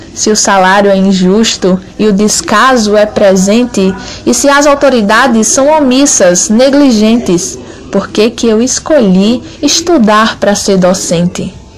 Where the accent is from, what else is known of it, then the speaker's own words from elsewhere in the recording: Nossa Senhora da Glória, Sergipe, Brazil; sou aqui de Nossa Senhora da Glória, Sergipe